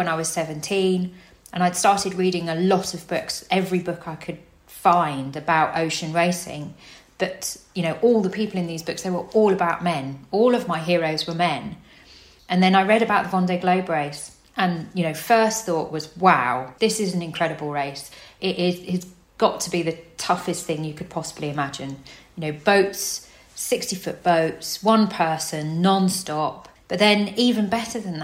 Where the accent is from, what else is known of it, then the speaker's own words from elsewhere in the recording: Cambridgeshire, East of England, United Kingdom; now in Poole, United Kingdom; I grew up in Cambridgeshire, so completely landlocked